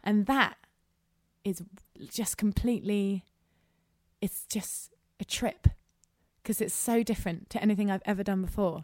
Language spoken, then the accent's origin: English; England, United Kingdom; I'm English